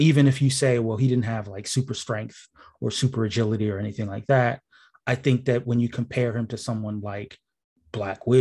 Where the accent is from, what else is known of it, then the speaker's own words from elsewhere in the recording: New York, United States; as a New Yorker